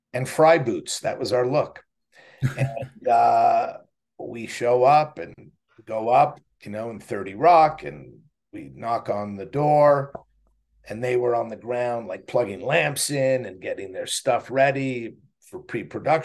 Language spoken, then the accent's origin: English; Montreal, Quebec, Canada; moved away; I had a buddy in Montreal where I grew up in Montreal, Canada